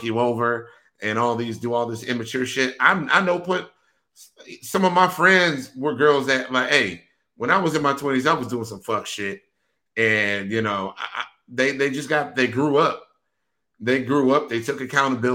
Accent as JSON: {"language": "English", "region": "Wisconsin", "country": "United States", "said": "I'm from Wisconsin"}